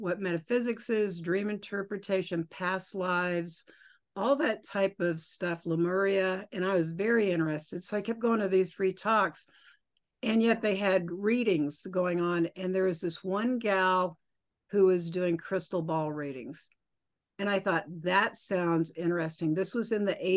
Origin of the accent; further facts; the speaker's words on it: Oklahoma, United States; now in Colorado, United States; I grew up in Oklahoma and I live in Colorado now